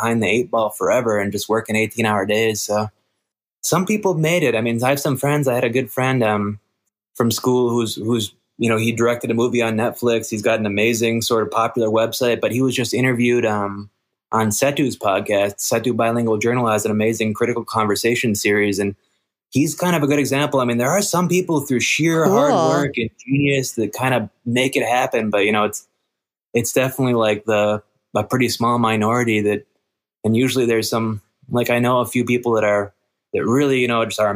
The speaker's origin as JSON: {"language": "English", "region": "Minnesota", "country": "United States", "tie": "born or raised there", "also_born_or_lived": "Los Angeles, United States", "moved": "as an adult", "said": "I grew up in Minnesota, and then I moved to L.A. to go to school"}